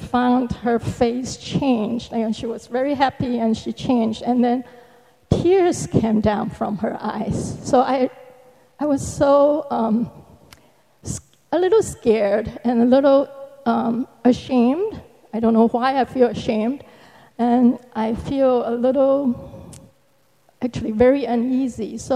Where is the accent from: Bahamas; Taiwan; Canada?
Taiwan; moved away as an adult; I came to this country from Taiwan, Republic of China, uh, 40 years ago. Um, and half of that time I have been a disciple.